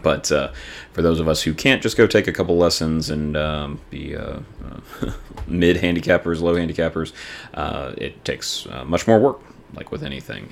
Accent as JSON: {"language": "English", "region": "the South", "country": "United States", "tie": "born or raised there", "said": "growing up in the South"}